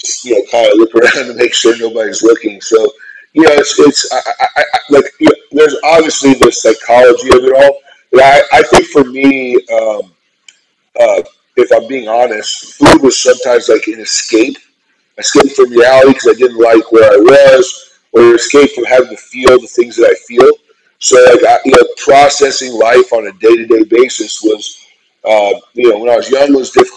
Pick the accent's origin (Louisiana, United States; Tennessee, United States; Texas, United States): Texas, United States; Fort Worth; I grew up in Fort Worth, Texas